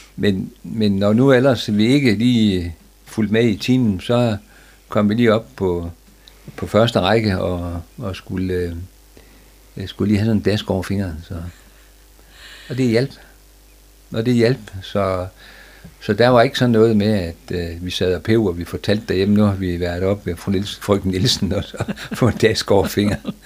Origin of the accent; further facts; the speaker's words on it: Frederikshavn, North Denmark Region, Denmark; der blev jeg født, og jeg blev født op på Stenbergvej